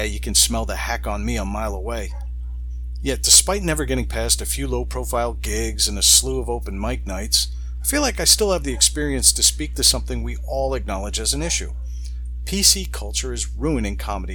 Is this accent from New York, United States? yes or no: yes; Long Island, New York, United States; I'm an Irish-Italian from Long Island